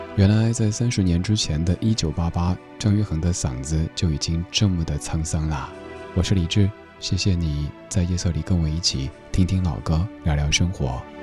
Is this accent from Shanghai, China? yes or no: no; Sichuan, China; accent: Sichuanese; 在我家乡话当中呢，这个说法特别地可爱，高跟儿害。对，四川话里说高跟鞋就是高跟儿害